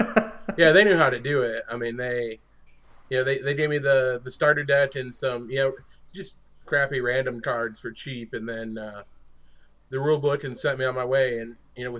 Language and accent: English; northern New York, United States; I grew up in a very rural area in northern New York